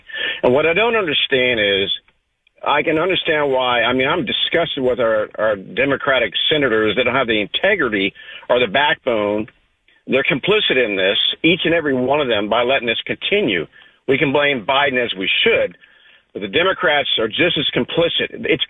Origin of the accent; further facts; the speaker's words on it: Texas, United States; now in Florida, United States; I'm from Texas, but I'm here in Florida and I have family that lives down in Brownsville.